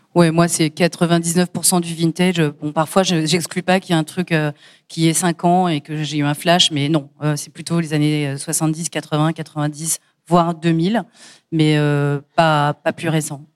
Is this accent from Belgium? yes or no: no; Paris, Île-de-France, France; je suis parisienne, donc j'allais au Hall ou au Puce de Clignancourt quand j'étais gamine